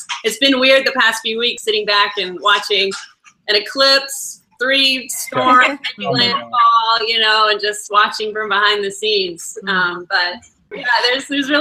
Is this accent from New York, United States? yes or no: no; Shreveport, Louisiana, United States; moved away as an adult; also born or lived in Beaumont, Texas / Miami; now in Atlanta, United States; Shreveport, Louisiana, which is my hometown.